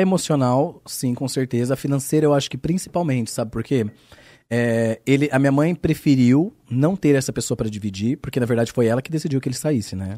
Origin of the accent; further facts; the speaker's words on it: Bauru, São Paulo, Brazil; accent: Bauru; moved away as an adult; porque eu sou de uma cidade de interior. Então, hum. eu sou de Bauru. Aí Bauru, uma cidade pequena, interior